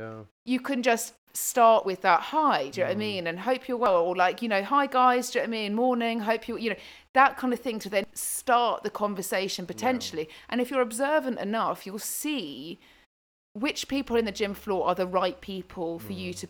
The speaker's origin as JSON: {"language": "English", "country": "Zimbabwe", "said": "I'm from Zimbabwe."}